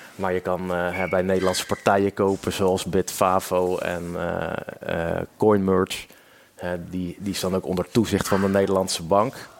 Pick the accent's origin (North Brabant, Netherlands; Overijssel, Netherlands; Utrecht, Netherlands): Utrecht, Netherlands; moved away as an adult; now in Ede, Netherlands; ik kom officieel uit Utrecht, Utrecht binnenstad. Alleen ik woon nu alweer acht jaar met plezier in Ede